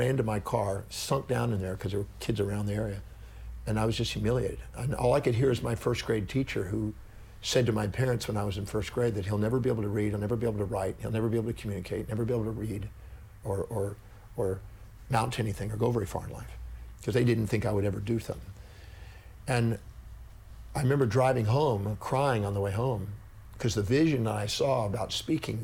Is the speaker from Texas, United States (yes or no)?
yes; Texas, United States; also born or lived in California; back to Texas, because I was born in Texas